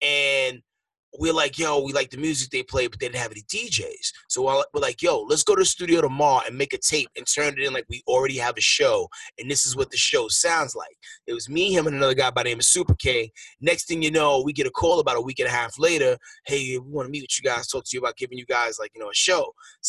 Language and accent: English; New York, United States; I'm originally from New York.